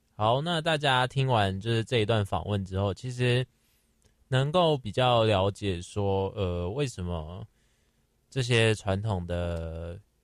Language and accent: Chinese; Taipei, Taiwan; 虽然说我是台北人，但我也没有去过台北华博